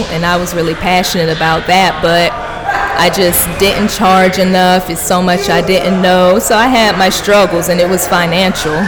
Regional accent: Miami, Florida, United States; now in Atlanta, United States; I'm originally from Miami

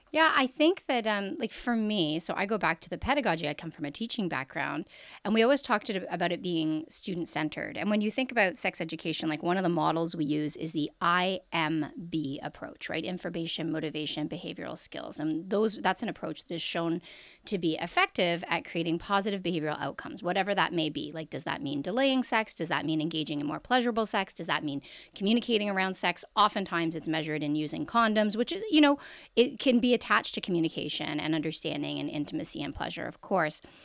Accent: Canada; I'm born and raised in Canada.

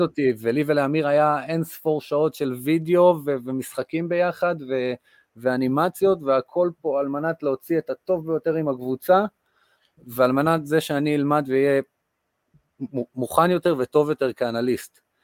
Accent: Kibbutz Amir, Northern District, Israel; נולדתי לאבא אנגלי ואימא מישראל. אה, גדלתי בקיבוץ אמיר

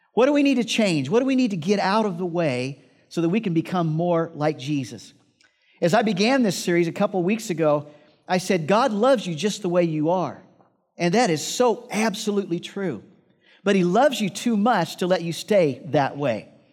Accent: Iowa, United States; I grew up in Iowa, and I had this job

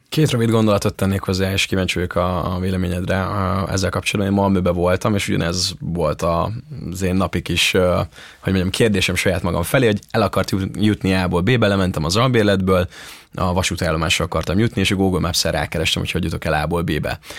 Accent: Ajka, Veszprém County, Hungary; moved away; a szülővárosomban Ajkán

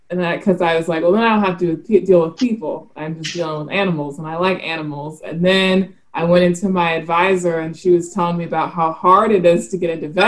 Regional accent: South Carolina, United States; also born or lived in Montgomery, Alabama; I was born in Montgomery, Alabama, but I say I'm from South Carolina because that's where I spent the most time. And um, my dad is from Myrtle Beach, South Carolina, so I grew up fishing with him.

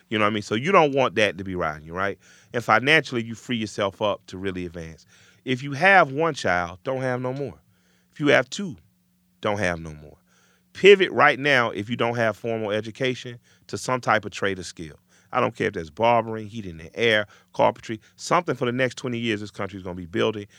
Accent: Atlanta, Georgia, United States; I'm from the South where things are pretty segregated, even if by way of self-segregation, I grew up in an all-black community

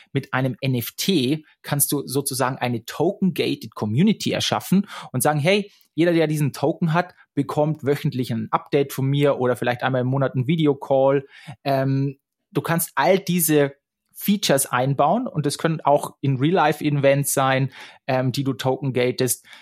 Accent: Straubing, Bavaria, Germany; moved away as an adult; also born or lived in Munich; Ich bin nach München gezogen. Ich komme aus der Nähe, äh, aus Straubing.

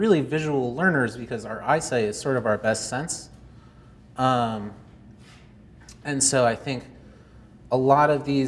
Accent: Belmont, United States; now in Cleveland, United States; I grew up in Belmont, and now I live in Cleveland, Ohio

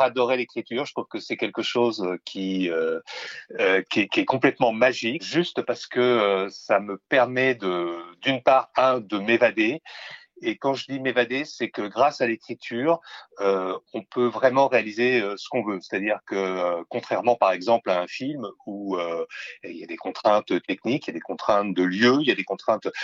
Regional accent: Verdun, Grand Est, France; je suis né en 1960 à Verdun

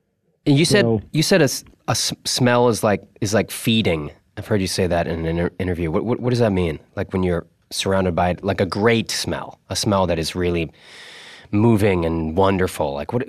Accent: Massachusetts, United States; And I'm from a town that's similar to that town that he described. I'm from Massachusetts as well.

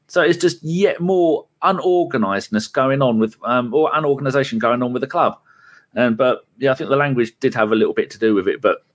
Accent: England, United Kingdom; we, as the English public, we expect everybody in the entire planet to speak English.

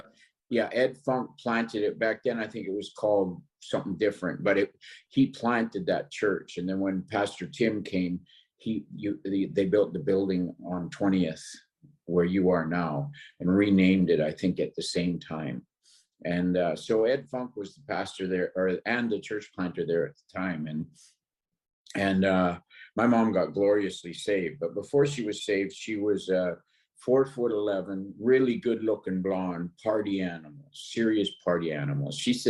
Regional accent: North Vancouver, British Columbia, Canada; born there; I was born in North Vancouver, and both my parents were in the military

